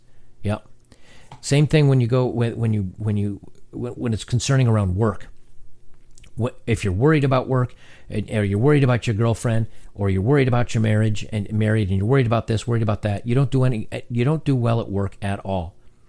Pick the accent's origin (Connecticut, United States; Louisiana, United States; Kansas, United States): Louisiana, United States; I grew up in Louisiana where the definition of a man is very narrow. Do you hunt or do you play football? And I didn't do either. I grew up feeling like an outsider.